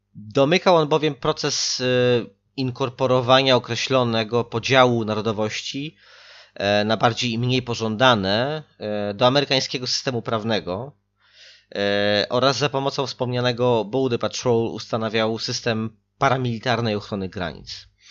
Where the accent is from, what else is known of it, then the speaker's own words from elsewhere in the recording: outskirts of Warsaw, Masovian Voivodeship, Poland; Ja sam pochodzę z tego przedpola Warszawy, w sensie nie z Radzymina, ale z takiej wioski jeszcze w obrębie miasta